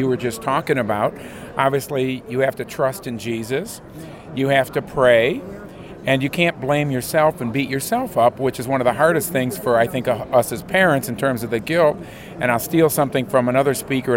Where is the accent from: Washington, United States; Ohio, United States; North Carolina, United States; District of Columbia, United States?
Ohio, United States; Holland; from Holland